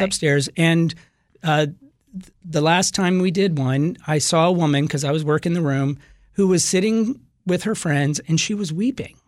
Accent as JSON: {"language": "English", "region": "the South", "country": "United States", "moved": "yes", "said": "I'm from the South"}